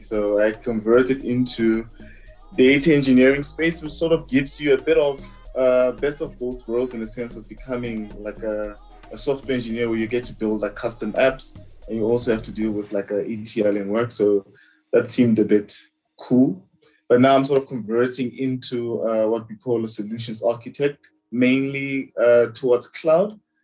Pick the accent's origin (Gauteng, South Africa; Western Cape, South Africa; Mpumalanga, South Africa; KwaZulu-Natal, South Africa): Gauteng, South Africa; the Vaal